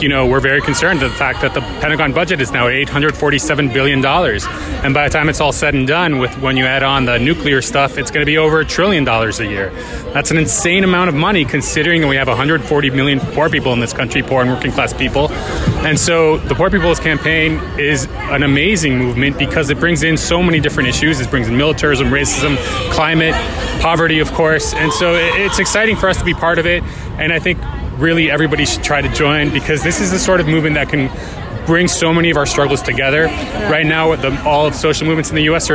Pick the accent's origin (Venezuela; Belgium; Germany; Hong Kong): Venezuela; I'm from Venezuela